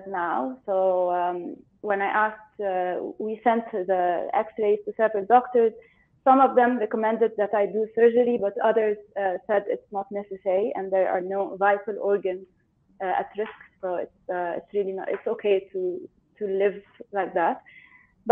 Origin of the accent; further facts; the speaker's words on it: Cairo, Cairo Governorate, Egypt; I'm in Egypt. I'm from Egypt. In Cairo.